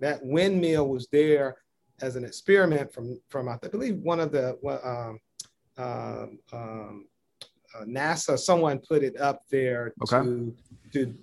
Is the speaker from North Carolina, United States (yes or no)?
yes; Greenville, North Carolina, United States; My hometown is Greenville, North Carolina. So eastern part of the state